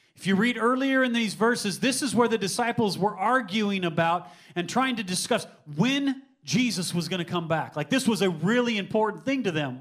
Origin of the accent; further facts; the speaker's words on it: United States; I've grown up in the United States of America